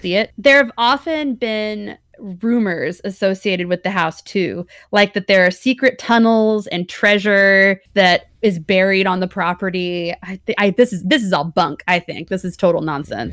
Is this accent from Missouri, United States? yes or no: yes; Missouri side, United States; also born or lived in Kansas City, Kansas; we grew up on the Missouri side, I taught in Kansas City, Kansas for four years